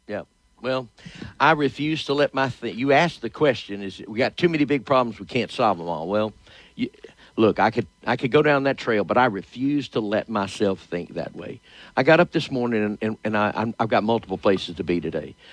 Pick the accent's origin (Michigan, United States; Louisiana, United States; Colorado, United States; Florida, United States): Louisiana, United States; Shreveport; born and raised in Shreveport.